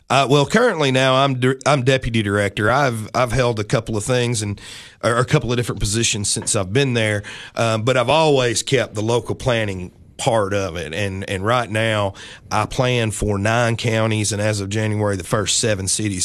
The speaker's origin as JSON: {"language": "English", "town": "Livingston", "region": "Tennessee", "country": "United States", "tie": "born or raised there", "also_born_or_lived": "Nashville, Tennessee / Mount Juliet, Tennessee", "said": "I grew up about twenty miles north from here in beautiful Livingston, Tennessee, born, raised"}